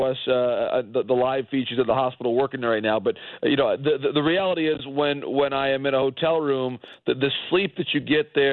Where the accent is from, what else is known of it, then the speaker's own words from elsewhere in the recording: Detroit, Michigan, United States; now in Texas, United States; I'm from Detroit